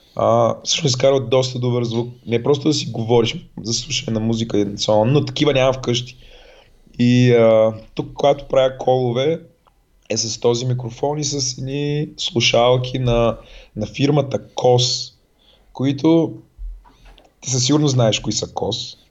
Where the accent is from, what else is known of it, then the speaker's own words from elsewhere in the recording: Razgrad, Razgrad Province, Bulgaria; accent: soft (palatalized) speech; moved away; като дете съм живял в Разград и говоря леко на меко.